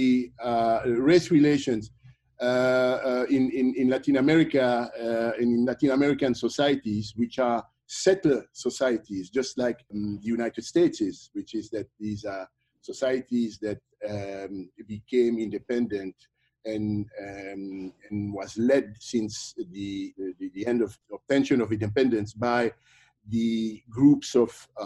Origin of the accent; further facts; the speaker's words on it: Belgium; moved away as an adult; also born or lived in Democratic Republic of the Congo / Paris, France; But I grew up in Belgium